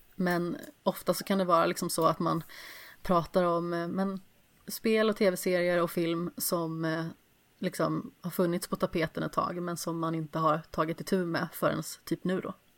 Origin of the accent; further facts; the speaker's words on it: Alingsås, Västra Götaland, Sweden; jag kommer ju från Allingsås